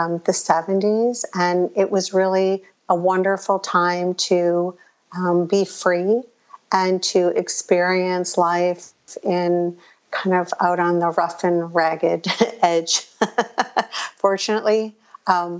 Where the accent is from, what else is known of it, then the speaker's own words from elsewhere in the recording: Chicago, Illinois, United States; I was born in Chicago, a suburb of Chicago